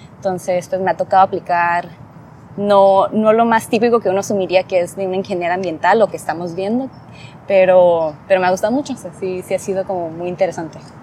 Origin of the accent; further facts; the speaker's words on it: Rosarito, Baja California, Mexico; crecí en Rosarito, es un área pequeña